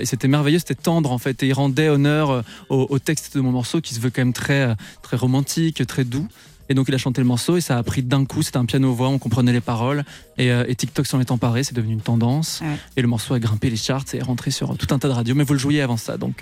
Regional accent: Belgium; j'ai 21 ans, je suis belge

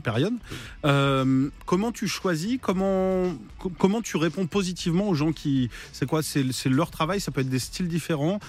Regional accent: Vendée, Pays de la Loire, France; je viens de Vendée

